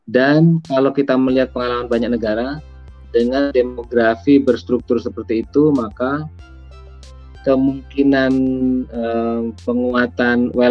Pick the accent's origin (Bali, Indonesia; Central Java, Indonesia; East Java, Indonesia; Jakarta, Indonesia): East Java, Indonesia; petani garam di kampung saya di Madura itu seringkali jerit-jerit karena garam impor lebih murah daripada garam yang mereka produksi.